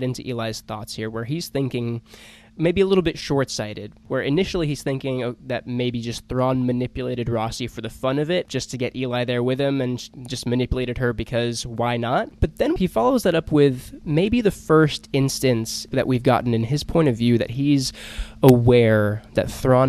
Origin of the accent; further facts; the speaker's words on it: Georgia, United States; I'm from Georgia as well